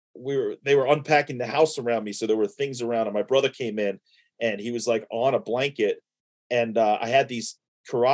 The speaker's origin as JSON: {"language": "English", "town": "New York City", "region": "New York", "country": "United States", "tie": "born or raised there", "also_born_or_lived": "Floral Park, New York", "moved": "as an adult", "said": "So the first, 23 years of my life was in New York. I started out in Sheepshead Bay, Brooklyn. I was there for about 7 years."}